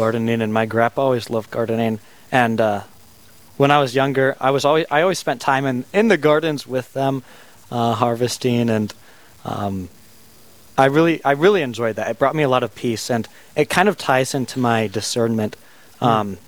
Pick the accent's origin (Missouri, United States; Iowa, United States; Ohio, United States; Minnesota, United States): Iowa, United States; Spirit Lake; moved away as an adult; back in my hometown, Spirit Lake